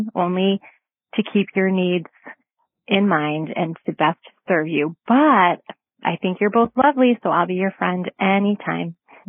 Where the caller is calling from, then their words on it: Connecticut, United States; I'm calling from Connecticut.